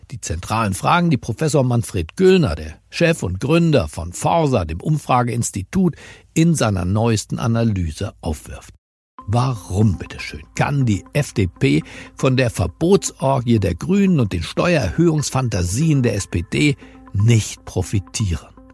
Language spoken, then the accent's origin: German; Berlin, Germany; Ich bin Berliner und zwar gebürtiger Berliner.